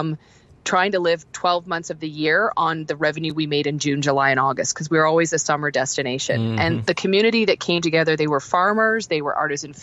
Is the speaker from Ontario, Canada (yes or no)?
yes; Toronto, Ontario, Canada; also born or lived in Prince Edward County / Alberta; I actually am born and raised in Toronto